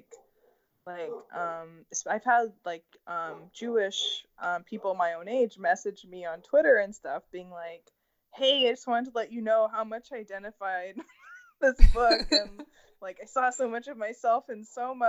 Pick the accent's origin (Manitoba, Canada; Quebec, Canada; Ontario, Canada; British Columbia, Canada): British Columbia, Canada; Vancouver; growing up in Vancouver